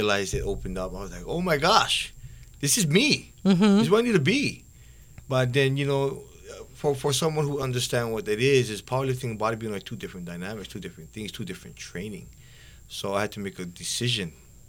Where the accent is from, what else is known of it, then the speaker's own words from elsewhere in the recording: Hauula, Hawaii, United States; moved away as an adult; now in Kahuku, United States; That's where I'm originally from. I was raised there for 28 years of my life with my grandparents.